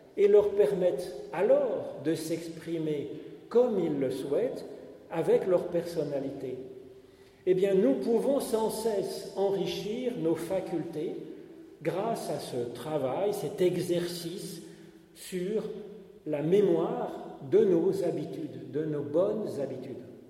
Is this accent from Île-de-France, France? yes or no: yes; Paris, Île-de-France, France; il a fait ses études dans le même lycée que moi, le lycée Condorcet à Paris